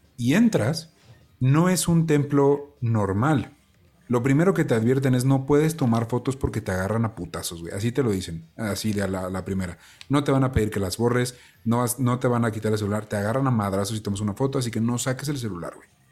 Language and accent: Spanish; Mexico; es algo muy bonito ser mexicano y yo lo porto con mucho orgullo